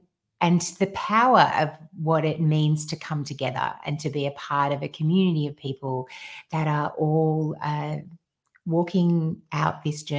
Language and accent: English; Australia; because we're Australian